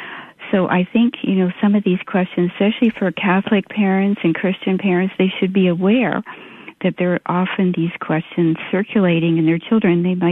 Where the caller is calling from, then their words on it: Canada; I'm calling from Canada.